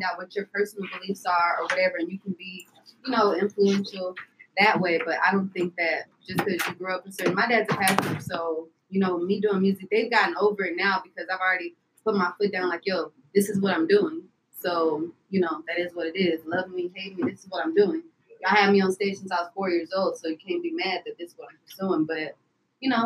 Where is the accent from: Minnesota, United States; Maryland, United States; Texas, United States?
Texas, United States; I'm from Texas